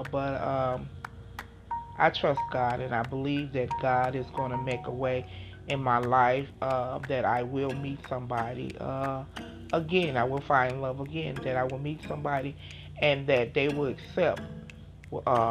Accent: Chicago, Illinois, United States; I grew up in Chicago, Illinois

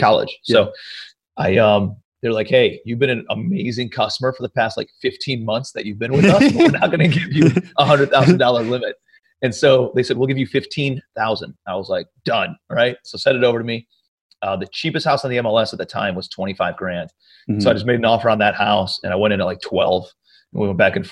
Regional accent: Cleveland, Ohio, United States; moved away as an adult; also born or lived in New York City; I'm from Cleveland, Ohio originally, moved out to New York City for about a year.

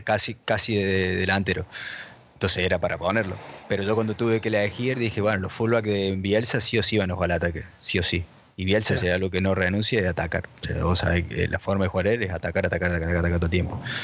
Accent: Argentina; moved away; Todavía no encontré otro argentino que viva fuera de Argentina

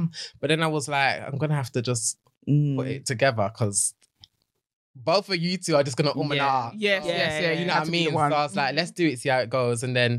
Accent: Birmingham, West Midlands, United Kingdom; accent: Birmingham; Then I've got my Birmingham accent

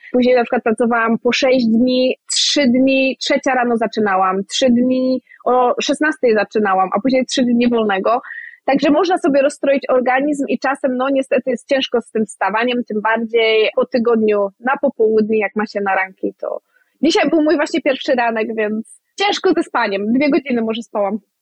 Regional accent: Kwidzyn, Pomeranian Voivodeship, Poland; moved away as an adult; now in Edinburgh, United Kingdom; ja jestem z Kwidzyna, więc blisko do morza, blisko na Mazury

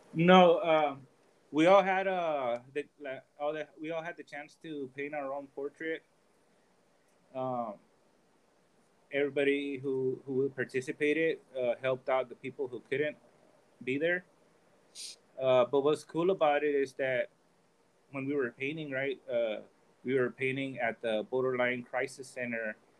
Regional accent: Oakland, California, United States; moved away as an adult; now in Tijuana, Mexico; my mother, she took me to Oakland, California, when I was about about three months old. Uh, so I was raised in, you know, in California

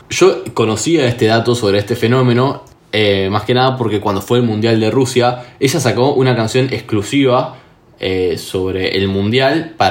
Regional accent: Argentina; los únicos que podemos burlar de los chilenos somos los argentinos.

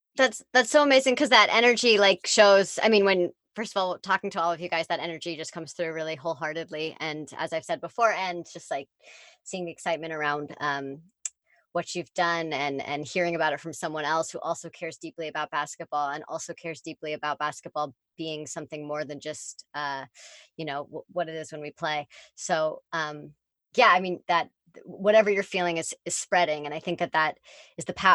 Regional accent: Bay Area, California, United States; growing up in the Bay Area

